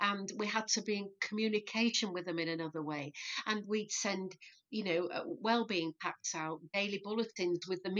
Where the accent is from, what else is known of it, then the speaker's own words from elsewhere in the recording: Leeds, Yorkshire and the Humber, United Kingdom; Born and bred in Leeds, yeah. Always lived in Leeds